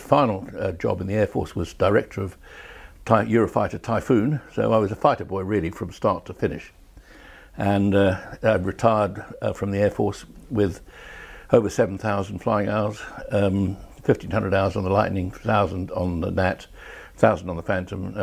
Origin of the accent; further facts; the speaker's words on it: South Africa; moved away as an adult; I grew up in South Africa and actually joined the RAF from South Africa